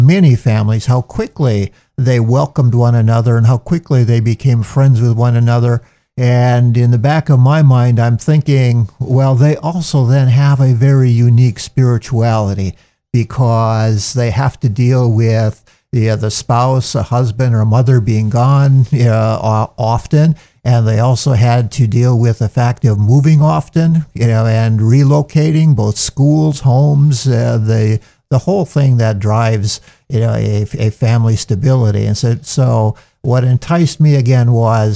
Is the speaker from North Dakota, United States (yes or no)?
yes; North Dakota, United States; moved away as an adult; also born or lived in Rome, Italy; now in New Jersey, United States; I'm a native of southern central North Dakota near Bismarck, where my family had a kind of a diversified farm